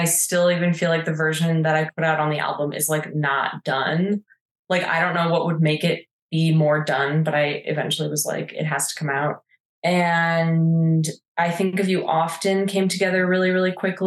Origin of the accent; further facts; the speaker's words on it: Minnesota, United States; also born or lived in California; now in Santa Fe, United States; I'm from Minnesota originally